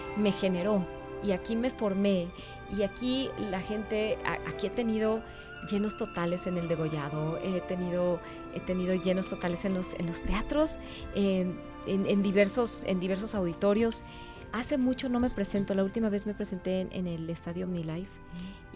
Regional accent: Guadalajara, Jalisco, Mexico; moved away as an adult; also born or lived in Connecticut, United States; now in Arkansas, United States; estoy regresando a mi tierra. Yo aquí crecí, aquí, aquí nací, aquí crecí

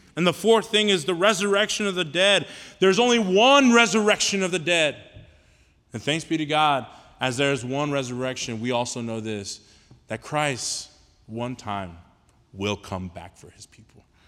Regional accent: Houston, Texas, United States; I'm from Houston, right? Born and raised in Houston

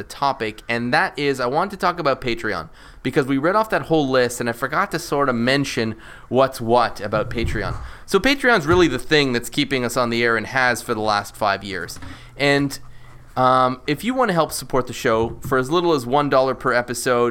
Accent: Canada; I'm Canadian

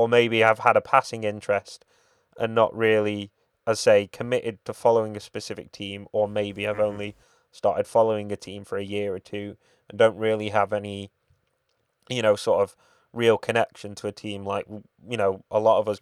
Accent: United Kingdom; we're British

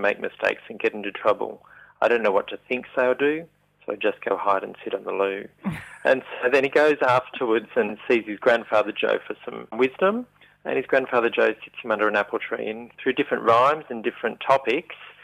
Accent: Young, New South Wales, Australia; moved away; my hometown of Young in New South Wales

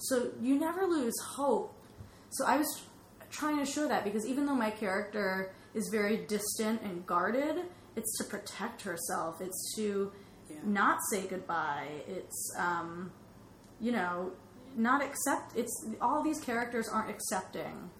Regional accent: Orange, Connecticut, United States; my hometown on Monday in Orange, Connecticut

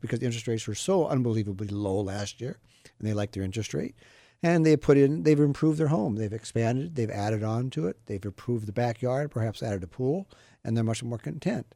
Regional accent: Midwest, United States; moved away; I grew up in the Midwest.

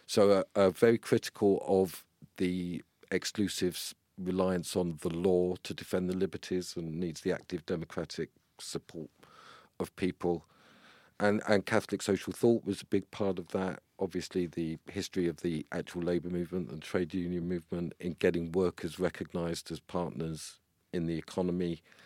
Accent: London, United Kingdom; also born or lived in Walthamstow, London; I was brought up in Palmer's Green. So we moved to the North Circular. I was born in Walthamstow

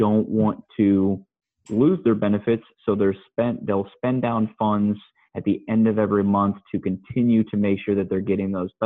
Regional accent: Columbus, Ohio, United States; also born or lived in Dayton, Ohio; I'm actually born and raised in Columbus, Ohio, and I still work here

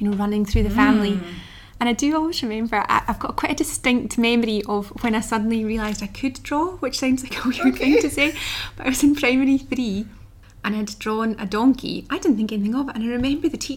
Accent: the Highlands, Scotland, United Kingdom; I grew up in the Highlands

